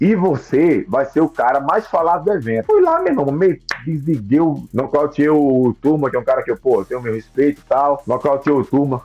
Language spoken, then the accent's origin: Portuguese; Northeast Region, Brazil; minha terra tem uma festa chamada Chamegão, que é o São João, né? Que é muito forte no Nordeste.